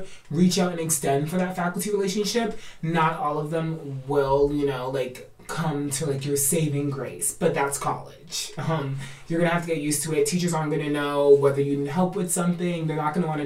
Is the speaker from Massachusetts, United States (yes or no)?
yes; Boston, Massachusetts, United States; I'm from Boston, born and raised.